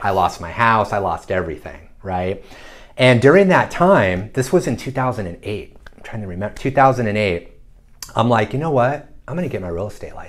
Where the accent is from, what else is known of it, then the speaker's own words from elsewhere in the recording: Northern California, United States; moved away as an adult; now in San Diego, United States; I grew up in Northern California, moved to San Diego with my wife and daughter